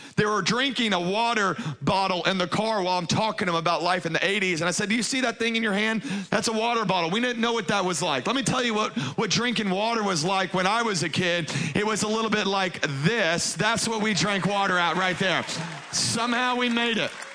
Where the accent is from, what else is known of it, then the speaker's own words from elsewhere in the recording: Baton Rouge, Louisiana, United States; moved away; I was raised in Baton Rouge, Louisiana